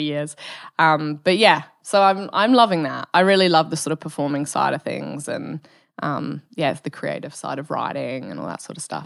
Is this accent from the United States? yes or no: no; Bristol, South West England, United Kingdom; also born or lived in Wales / Germany; now in Perth, Australia; from the U K, from Bristol, um, which is like, I sort of grew up in the countryside